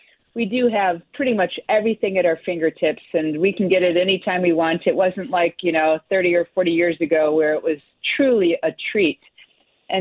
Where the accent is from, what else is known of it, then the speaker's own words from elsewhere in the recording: Chicago, Illinois, United States; I grew up in Chicago area and farmland